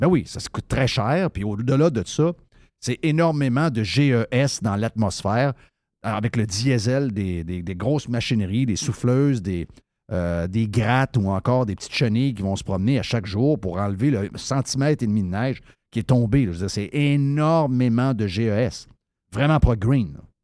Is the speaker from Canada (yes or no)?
yes; Quebec City, Quebec, Canada; je suis de Québec